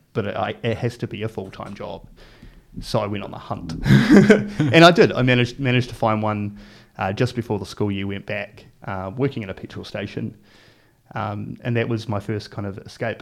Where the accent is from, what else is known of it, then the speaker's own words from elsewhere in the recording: Palmerston North, Manawatū-Whanganui, New Zealand; also born or lived in Hastings, New Zealand; I was about seven years old, uh, we moved as a family to Palmerston North